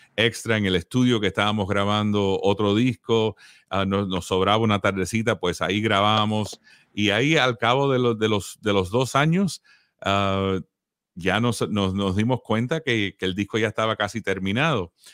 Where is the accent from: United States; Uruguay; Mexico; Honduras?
United States; Miami, Florida; moved away as an adult; now in Nashville, United States; Nacido en Miami, como dijiste, la banda empezó en Miami. Y ahí me crié en Miami